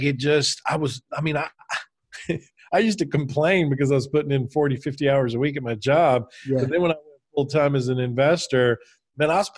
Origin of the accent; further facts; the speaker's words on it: Alabama, United States; moved away as an adult; also born or lived in San Francisco Bay Area, California; I'm from Alabama.